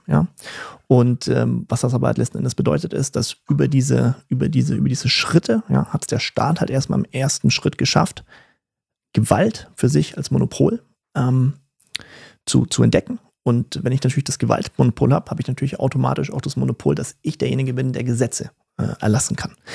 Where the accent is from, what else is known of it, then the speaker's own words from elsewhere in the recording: Germany; also born or lived in Berlin; bei uns in Deutschland